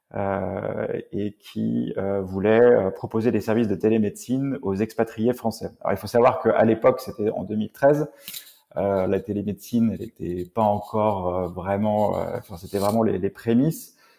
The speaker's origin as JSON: {"language": "French", "town": "Rennes", "region": "Brittany", "country": "France", "tie": "born or raised there", "said": "je suis originaire de Rennes"}